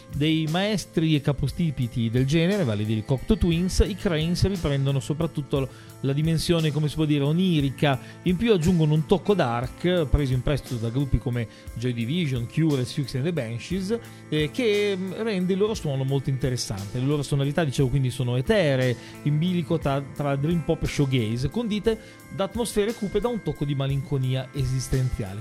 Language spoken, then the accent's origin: Italian; Emilia-Romagna, Italy; provengono dalla mia Romagna